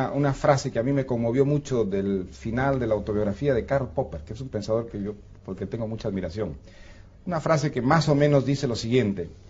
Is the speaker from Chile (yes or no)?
no; Peru; Yo vengo del Perú, como Octavio viene de México.